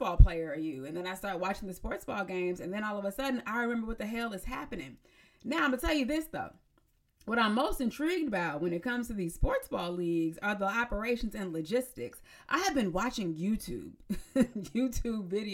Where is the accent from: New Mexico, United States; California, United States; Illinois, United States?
California, United States; San Diego; moved away; I moved away from home. So like once I moved away from San Diego